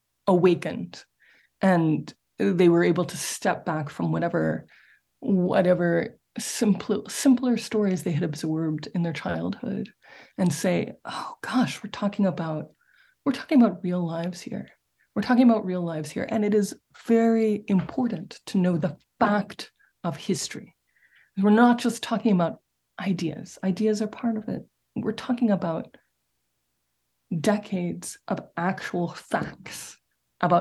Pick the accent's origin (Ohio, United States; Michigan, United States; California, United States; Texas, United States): Texas, United States; Dallas; my hometown, Dallas, Texas, which is where I'm talking to you from